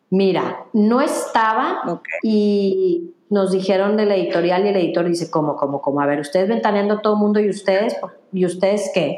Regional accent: Mexico; soy mexicana

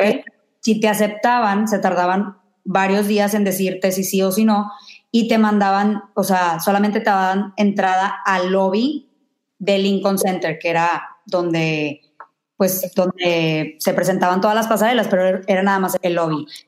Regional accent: Mexico; now in New York, United States; soy de México

